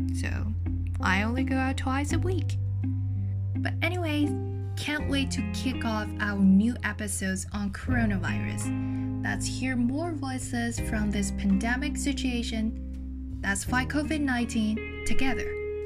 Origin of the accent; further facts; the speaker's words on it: Fujian, China; now in Hong Kong; I returned from my hometown Fujian